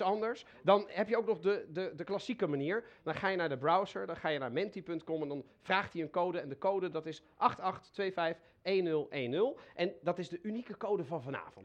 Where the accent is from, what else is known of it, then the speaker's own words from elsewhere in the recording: The Hague, South Holland, Netherlands; ik ben in Den Haag opgegroeid